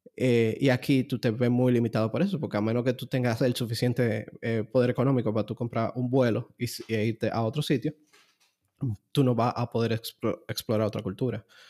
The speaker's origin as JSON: {"language": "Spanish", "country": "Dominican Republic", "said": "ser dominicano, de, de, vivir aquí en República Dominicana"}